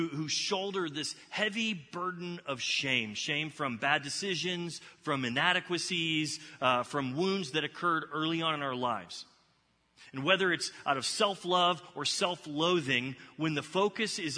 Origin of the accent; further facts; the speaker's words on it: Texas, United States; now in Ohio, United States; I'm originally from Texas